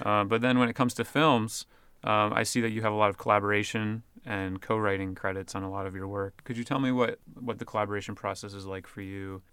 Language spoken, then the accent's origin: English; New Jersey, United States; I'm from New Jersey originally